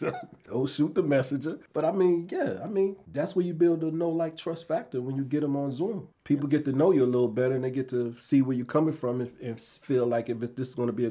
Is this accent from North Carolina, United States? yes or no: yes; North Carolina, United States; now in South Carolina, United States; I've already been a Carolinian because I was raised in North Carolina.